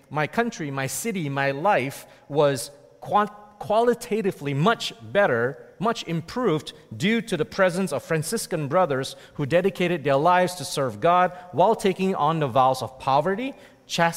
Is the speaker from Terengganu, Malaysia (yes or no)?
no; Malacca, Malaysia; moved away as an adult; also born or lived in Toronto, Canada / Kingston, Canada / Calgary, Canada / Edmonton, Canada; now in Canada; I was born and raised in Malacca, Malaysia